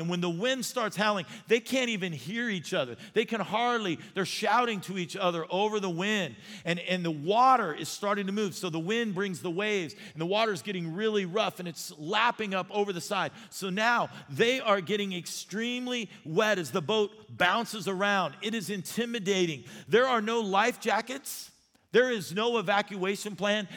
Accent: Arizona, United States; I grew up in Arizona and I could not swim

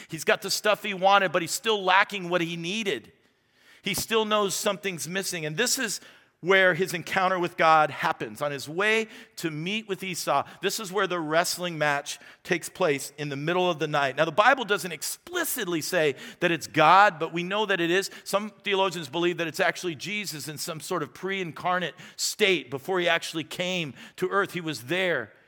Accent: Tucson, Arizona, United States; also born or lived in Phoenix, Arizona; For the first eighteen years of my life, that's what I would call Tucson. It was my home.

